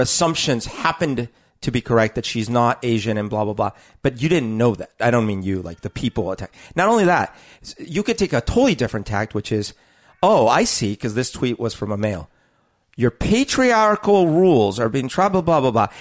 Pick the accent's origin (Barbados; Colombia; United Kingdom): Colombia; moved away; growing up in Colombia